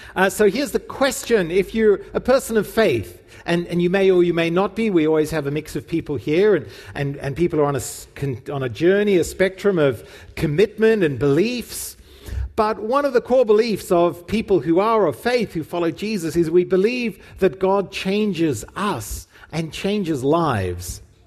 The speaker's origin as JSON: {"language": "English", "town": "Cape Town", "region": "Western Cape", "country": "South Africa", "tie": "born or raised there", "said": "We went to the same youth group where we were growing up in Cape Town"}